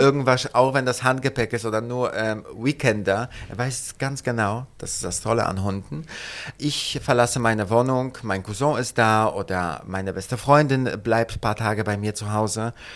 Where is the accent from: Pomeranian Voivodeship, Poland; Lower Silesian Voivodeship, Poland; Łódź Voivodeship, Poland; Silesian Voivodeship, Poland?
Pomeranian Voivodeship, Poland; Gdańsk; also born or lived in London / Paris / Italy / United States; now in Berlin, Germany; Ich bin in Danzig geboren, direkt am Wasser.